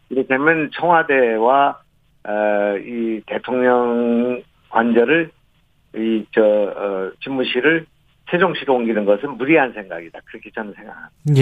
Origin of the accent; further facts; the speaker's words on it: North Chungcheong, South Korea; moved away; also born or lived in Gyeonggi Province; 제 고향이 이제 충청북도이고 거기서 자랐고, 예. 낳고